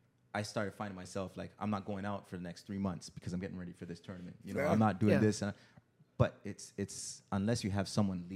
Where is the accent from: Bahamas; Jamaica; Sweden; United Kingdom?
Jamaica; now in Canada; Because, for example, a guy like myself, like yeah, I landed when I came from Jamaica. I landed at Vaughan and Oakwood.